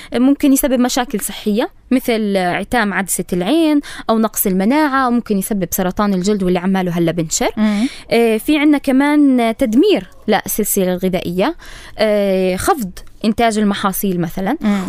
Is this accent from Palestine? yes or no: yes; Palestine; احنا موجود عندنا بفلسطين